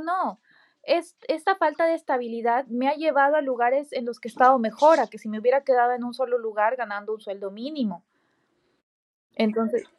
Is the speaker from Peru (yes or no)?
yes; Peru; moved away as an adult; now in United States; todos los cursos, diplomados, certificados, eh, cosas que he tomado en Perú